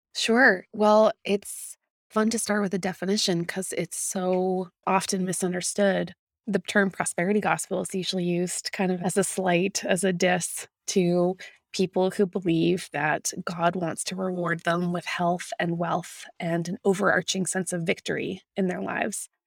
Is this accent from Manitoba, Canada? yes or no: yes; Winnipeg, Manitoba, Canada; my hometown of Winnipeg, Manitoba